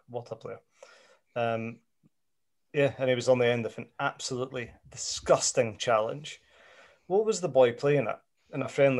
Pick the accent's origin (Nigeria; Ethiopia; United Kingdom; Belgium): United Kingdom; Scotland; being Scottish